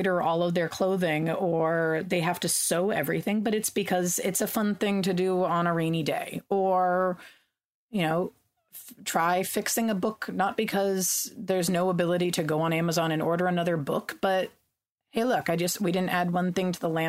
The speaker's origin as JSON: {"language": "English", "region": "California", "country": "United States", "tie": "born or raised there", "said": "during one of the droughts I grew up in California, we had water rationing"}